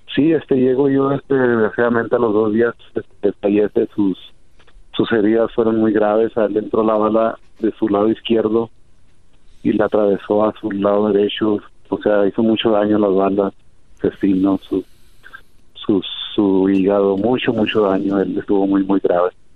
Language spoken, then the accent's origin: Spanish; Mexico; now in Denver, United States; nosotros los mexicanos